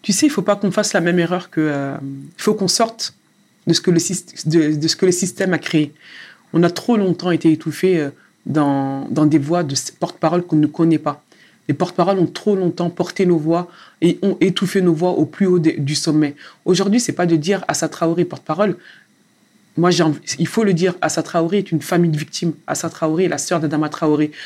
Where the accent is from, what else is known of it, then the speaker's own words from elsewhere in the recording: Sarcelles, Île-de-France, France; moved away; j'ai derrière moi 12 ans à Sarcelles. À Sarcelles, dans le quartier où tu as grandi, où j'ai appris énormément de choses, où j'ai grandi moi aussi